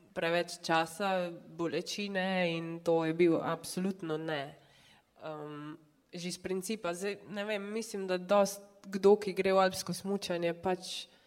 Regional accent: Črna na Koroškem, Carinthia, Slovenia; sem pač iz Črne na Koroškem, so me moji starši mogli non-stop voziti

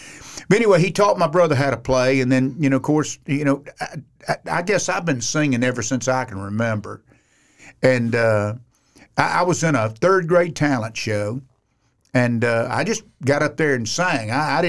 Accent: Sanford, Florida, United States; But I actually was born in Sanford, Florida. Mm. Now, I'm a Floridian. I'm an old cracker. So I grew up there.

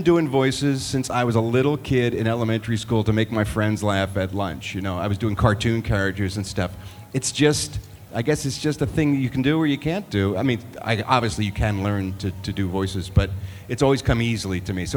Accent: Philadelphia, Pennsylvania, United States; a good friend of mine that I grew up with in Philadelphia, my hometown

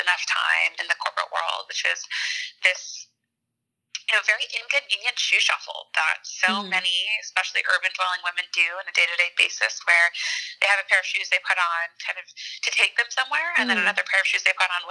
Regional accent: Wayne, Pennsylvania, United States; moved away as an adult; also born or lived in Boston, Massachusetts; now in New York, United States; I grew up right outside of Philadelphia in Wayne

